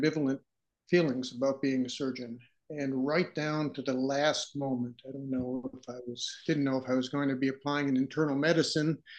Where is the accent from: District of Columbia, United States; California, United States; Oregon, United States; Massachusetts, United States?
Massachusetts, United States; Boston; moved away as an adult; also born or lived in Minneapolis, Minnesota; now in Brooklyn, United States; I was born in Boston, Massachusetts